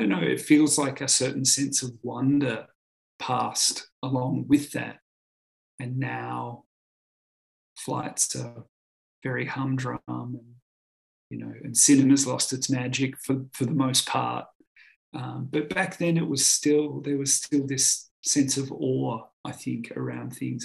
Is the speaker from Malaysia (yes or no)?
no; Australia; being Australian. There's an inherent compulsion to move and be mobile as an Australian